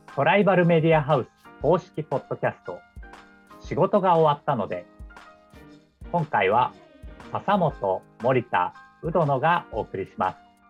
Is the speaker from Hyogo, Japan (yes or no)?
no; Yokohama, Kanagawa, Japan; also born or lived in Tokyo; 私も横浜の出身なんですけど